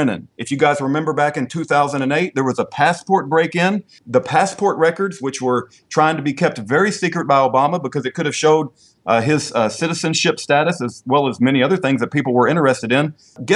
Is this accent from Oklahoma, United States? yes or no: no; Texas, United States; I got to speak as a Texan